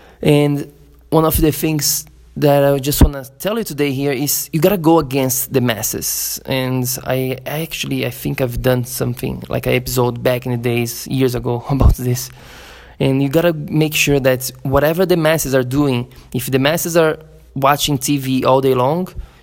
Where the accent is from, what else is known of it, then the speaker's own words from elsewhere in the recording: Florianópolis, Santa Catarina, Brazil; my hometown, Florianópolis, in Brazil